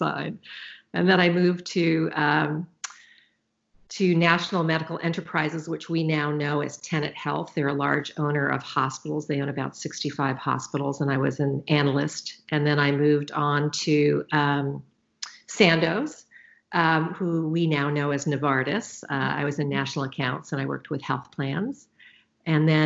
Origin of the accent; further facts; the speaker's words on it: Silicon Valley, California, United States; also born or lived in Los Angeles, California; I grew up in the Silicon Valley